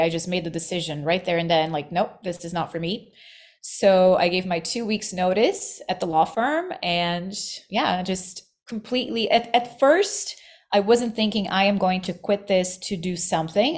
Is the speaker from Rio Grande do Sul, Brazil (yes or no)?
no; Rio de Janeiro, Brazil; moved away as an adult; also born or lived in New York; I was born in Rio, in Brazil, and New York. I moved to New York as a young adult.